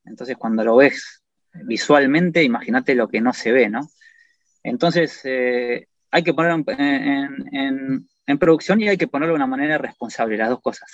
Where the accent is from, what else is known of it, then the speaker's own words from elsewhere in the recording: Argentina; moved away; como sos argentino, todos te invitan y te dan caballos